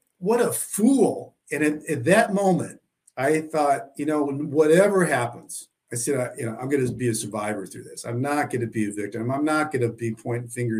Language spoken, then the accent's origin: English; Southwest Missouri, United States; I grew up in Southwest Missouri, a small town. It's about three hours from St. Louis, down in kind of a hillbilly country